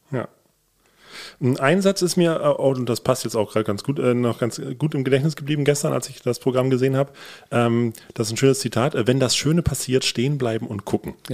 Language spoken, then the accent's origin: German; Hamburg, Germany; diese Eindrücke durfte ich als Hamburger dann Jahre später beim Schlagermove nachholen